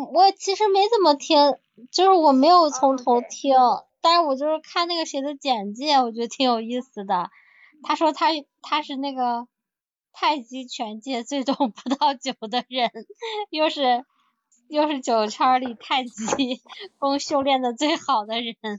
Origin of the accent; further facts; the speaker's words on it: northern China, China; 我不是，但是我是北方人。